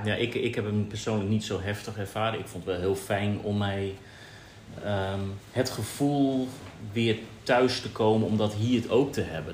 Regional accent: Netherlands; now in Bali, Indonesia; als Nederlanders

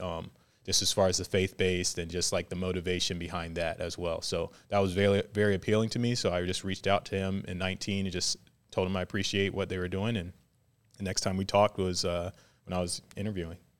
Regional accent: Virginia Beach, Virginia, United States; moved away as an adult; also born or lived in Hawaii; now in Waco, United States; I grew up in Virginia Beach, Virginia

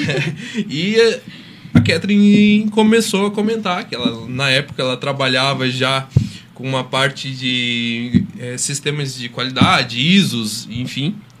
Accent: São Joaquim, Santa Catarina, Brazil; also born or lived in Rio do Sul; Eu sou da Serra, sou serrano, sou de São Joaquim.

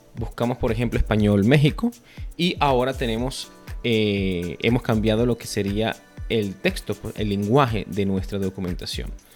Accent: Venezuela; now in Costa Rica; yo, soy venezolano, vivo en Costa Rica

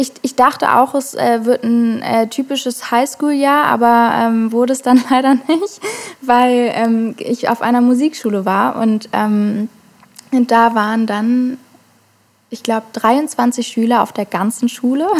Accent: Hamburg, Germany; ich komme aus Hamburg, wurde auch in Hamburg geboren

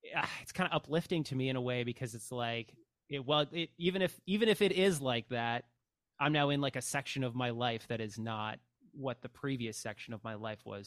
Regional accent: Canada; as a Canadian

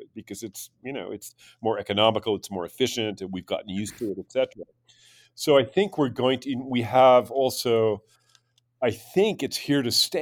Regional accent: United States; speaking as an American

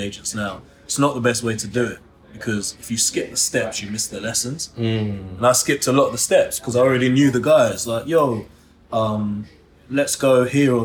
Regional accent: London, United Kingdom; also born or lived in Los Angeles, United States; I'm from Stoke Newington, northeast London

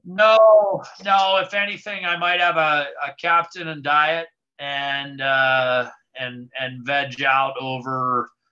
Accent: United States; I was born in the States

